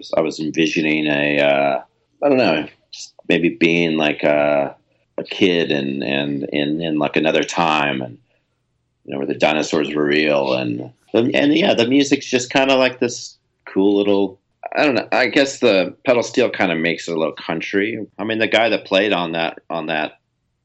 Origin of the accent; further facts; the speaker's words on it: Central California, United States; I grew up in Central California